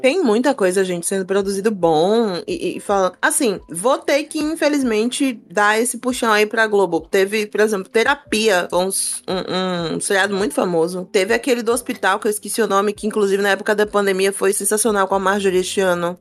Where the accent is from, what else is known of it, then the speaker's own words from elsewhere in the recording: Brazil; enquanto brasileira